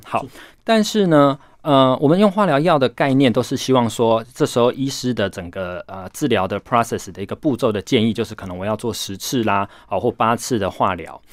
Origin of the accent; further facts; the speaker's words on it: Taiwan; COVID-19 在我们台湾呢